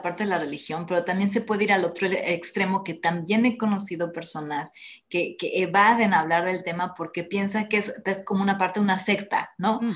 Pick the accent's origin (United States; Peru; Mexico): Mexico; como católicos, latinos, mexicanos